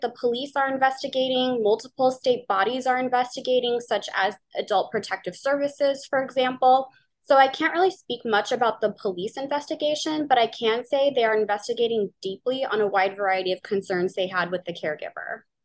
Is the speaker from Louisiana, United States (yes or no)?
yes; New Orleans, Louisiana, United States; now in Pacific Northwest, United States; I am from New Orleans, Louisiana, and I now live in the Pacific Northwest.